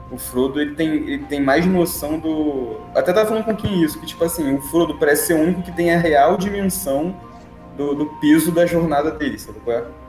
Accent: Rio de Janeiro, Brazil; a gente é do Rio de Janeiro

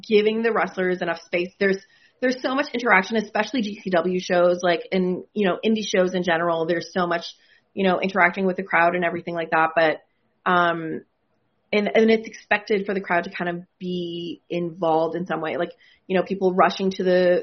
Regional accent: Canada; I'm from Canada

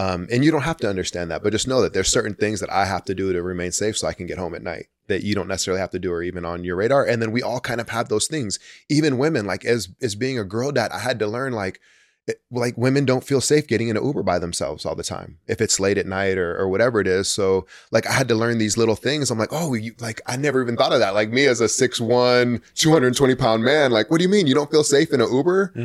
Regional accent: Santa Cruz, California, United States; also born or lived in Chicago; I grew up in Santa Cruz

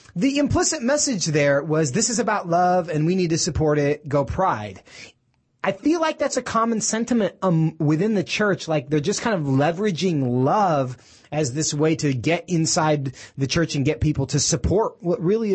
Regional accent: Seattle, Washington, United States; I'm from Seattle

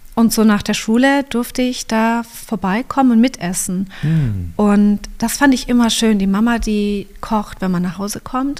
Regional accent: Kempten, Bavaria, Germany; also born or lived in Canada; ich bin hier im Allgäu geboren, in mhm. Kempten

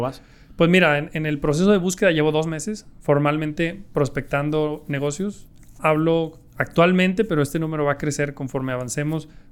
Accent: Mexico; yo me quiero morir haciendo negocios en mi país

